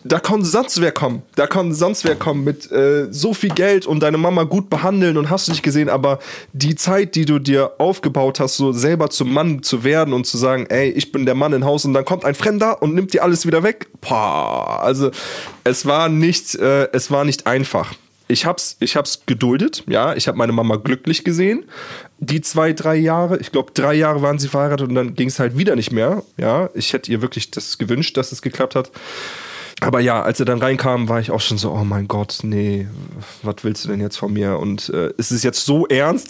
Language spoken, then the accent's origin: German; Germany; ich bin deutsch